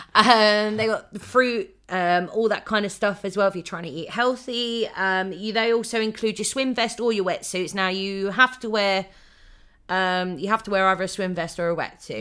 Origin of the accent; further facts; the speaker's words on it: United Kingdom; we're British